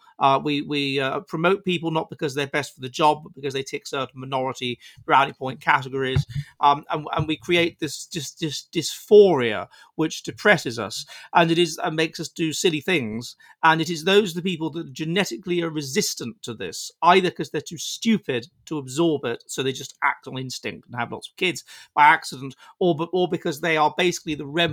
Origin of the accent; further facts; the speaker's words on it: England, United Kingdom; moved away as an adult; now in Finland; the anti-freedom, pro-extreme individualism England of Tony Blair was so awful for me that I had to get out and go to Finland